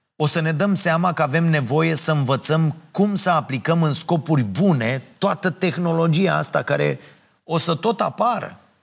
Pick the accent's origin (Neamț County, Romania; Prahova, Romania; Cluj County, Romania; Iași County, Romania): Prahova, Romania; Ploiești; now in Bucharest, Romania; eu sunt de la Ploiești